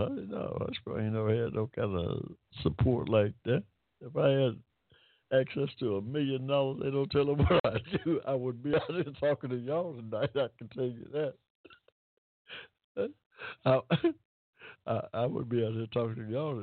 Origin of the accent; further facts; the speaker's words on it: Hampton, Georgia, United States; I was born in Hampton, Georgia, y'all, 1945, in the middle of a cotton field. That's ain't no shame in my game. That's where I came from.